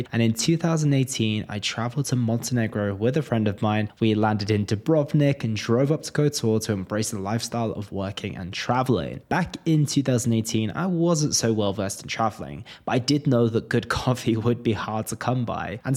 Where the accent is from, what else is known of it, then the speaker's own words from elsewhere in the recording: Oklahoma, United States; also born or lived in Texas; I, uh, I grew up in Oklahoma. We moved from Texas to Oklahoma every